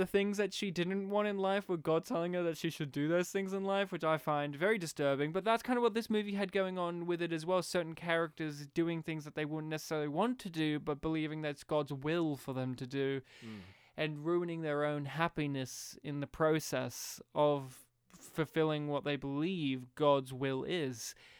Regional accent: Australia; we're from Australia.

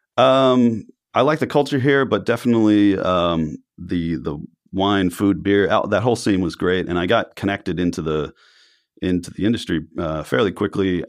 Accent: Miami, Florida, United States; also born or lived in New York / Italy / France; now in Oregon, United States; I grew up in Miami, um, and I'd lived in New York

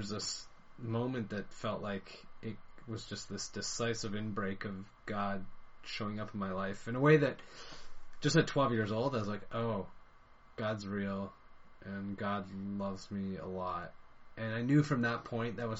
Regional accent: London, Ontario, Canada; also born or lived in Ireland; now in Hamilton, Canada; I eventually grew up in London, Ontario, and that's where I spent all my years going to school through high school and university

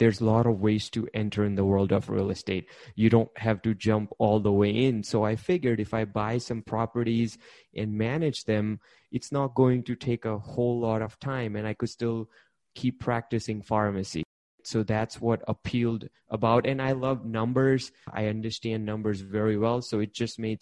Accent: India; English is a second language; moved away; Originally, I'm an immigrant from India. I came here. I wasn't speaking English

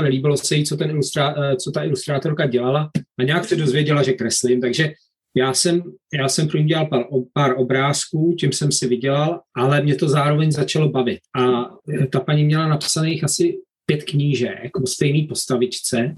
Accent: Bohemia, Czechia; moved away as an adult; also born or lived in Prague; now in Worcester, United Kingdom; my jsme vyrůstali v Čechách s knížkama

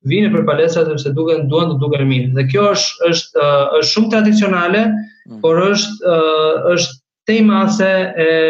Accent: Albania; moved away as an adult; also born or lived in Germany; now in Nuremberg, Germany; ne si shqiptar kemi një një ego shumë të

